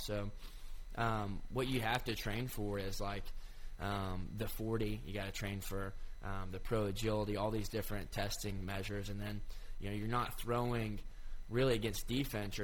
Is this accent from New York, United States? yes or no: no; Cleveland, Tennessee, United States; I'm from Cleveland, Tennessee